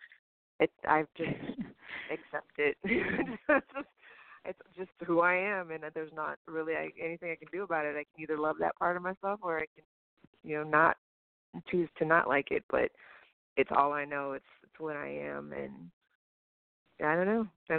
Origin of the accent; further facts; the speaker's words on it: the South, United States; I grew up in the South, so I can relate to a lot of Southern things.